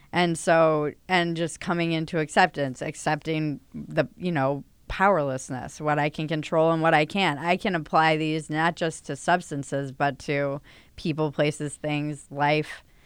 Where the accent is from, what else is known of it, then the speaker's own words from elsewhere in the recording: Northeast, United States; moved away as an adult; now in Los Angeles, United States; I come from the Northeast